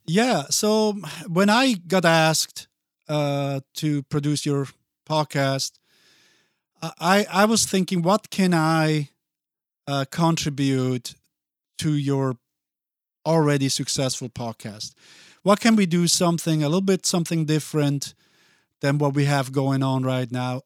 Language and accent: English; Basel, Basel-Stadt, Switzerland; first language Italian; English is a second language; moved away as an adult; now in Minneapolis, United States; I grew up there, went to school there, and um, so once I went to kindergarten, that's when I started to learn Swiss